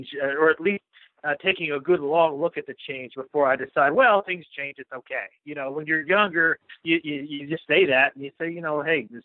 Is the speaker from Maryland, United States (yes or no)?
yes; Maryland, United States; moved away; I grew up in Maryland. I was a Maryland guy.